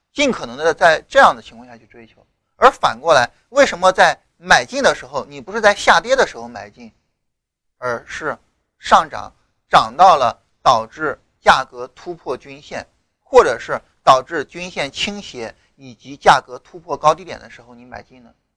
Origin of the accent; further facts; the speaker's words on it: China; 我们中国人